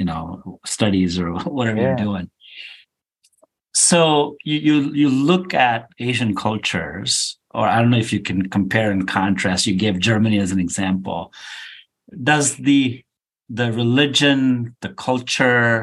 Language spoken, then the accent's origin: English; India; moved away; when I was a kid growing up in India